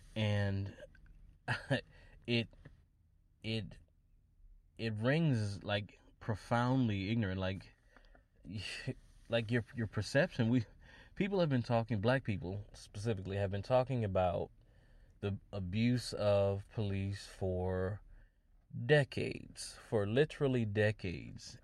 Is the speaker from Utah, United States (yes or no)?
no; Wisconsin, United States; in Wisconsin, my home state